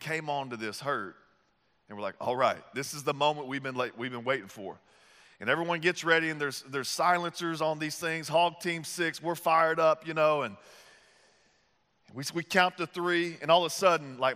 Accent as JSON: {"language": "English", "region": "the South", "country": "United States", "moved": "yes", "said": "I'm from the South"}